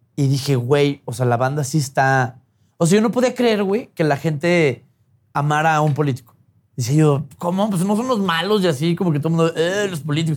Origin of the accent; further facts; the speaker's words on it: Chihuahua, Mexico; yo nazco en Chihuahua hace 37 años, que me va súper más joven, entiendo. Este, y, infancia padre, güey. O sea, feliz niño de rancho